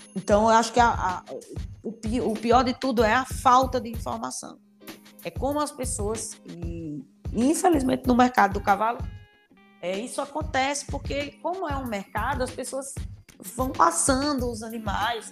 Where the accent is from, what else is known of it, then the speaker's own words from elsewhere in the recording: Rio Grande do Norte, Brazil; also born or lived in Piauí; now in Paraíba, Brazil; eu sou do Rio Grande do Norte, né? Então, já morei no Piauí e hoje tô na Paraíba.